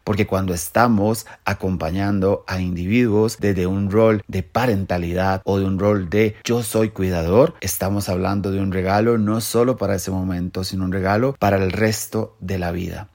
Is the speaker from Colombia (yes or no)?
no; Costa Rica; en mi país Costa Rica